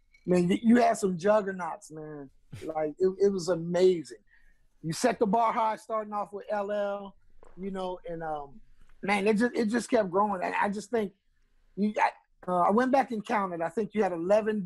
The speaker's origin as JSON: {"language": "English", "town": "Miami", "region": "Florida", "country": "United States", "tie": "born or raised there", "moved": "yes", "lives_now": "Arizona, United States", "said": "I grew up in Miami"}